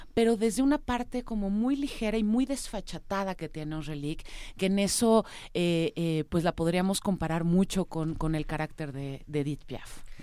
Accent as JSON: {"language": "Spanish", "country": "Mexico", "said": "soy mexicana, vivo, vivo en México"}